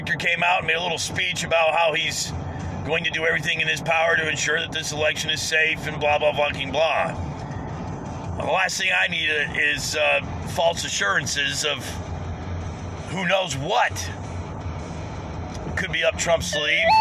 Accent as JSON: {"language": "English", "country": "United States", "said": "as an American"}